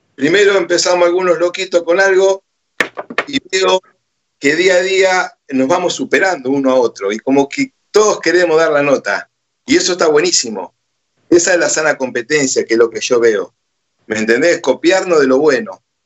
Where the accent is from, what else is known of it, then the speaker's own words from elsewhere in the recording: Junín, Buenos Aires Province, Argentina; Soy de Junín, de un pueblito muy cercano a Junín